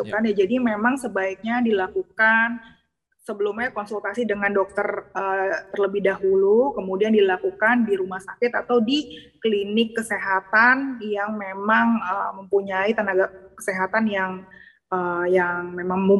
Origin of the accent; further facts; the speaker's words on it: West Java, Indonesia; apalagi kita orang Sunda makanannya kan uh, lalapannya banyak ya